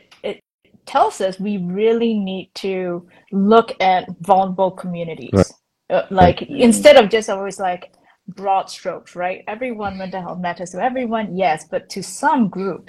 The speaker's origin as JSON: {"language": "English", "country": "Malaysia", "moved": "yes", "lives_now": "Singapore", "said": "I'm not fully Singaporean. I am Malaysian, no hate. I am Singapore PR."}